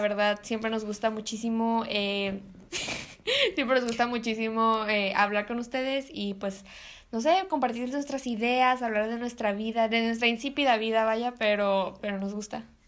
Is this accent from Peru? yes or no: no; Mexico; somos mexicanos